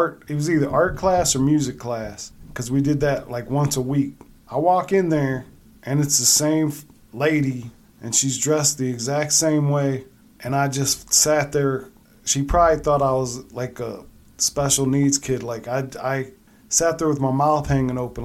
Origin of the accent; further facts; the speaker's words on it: Akron, Ohio, United States; moved away as an adult; I'm back home. I was from Akron. I moved up here now, you know, I'm closer to Michigan